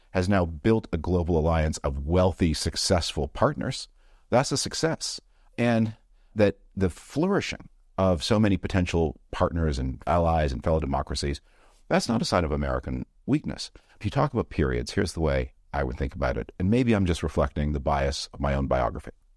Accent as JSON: {"language": "English", "country": "Canada", "moved": "yes", "said": "I'm from Canada originally"}